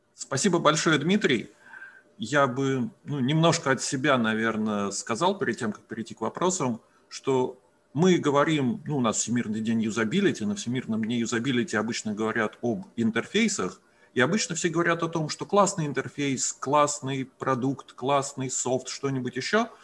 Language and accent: Russian; Russia; first language Russian; Мы родились в России, мы как native Russian speakers